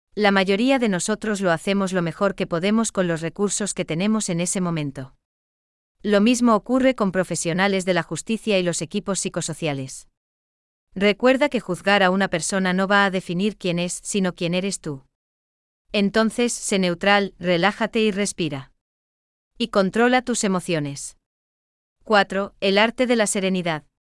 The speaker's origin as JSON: {"language": "Spanish", "country": "Germany", "moved": "yes", "lives_now": "Gran Canaria, Spain", "said": "sigo siendo alemán"}